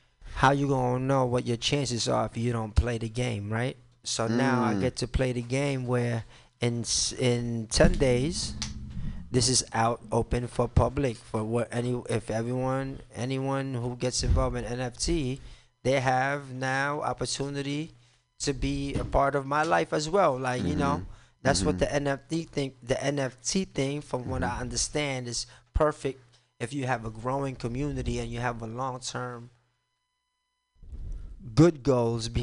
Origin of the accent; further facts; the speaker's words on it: New York City, New York, United States; moved away as an adult; also born or lived in Brooklyn; now in Philippines; I grew up in New York City